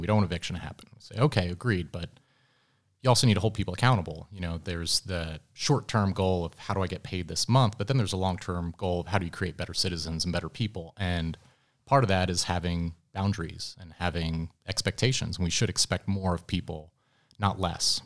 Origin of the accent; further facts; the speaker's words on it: outside of Philadelphia, Pennsylvania, United States; moved away as an adult; also born or lived in London; now in Atlanta, United States; I grew up outside of Philadelphia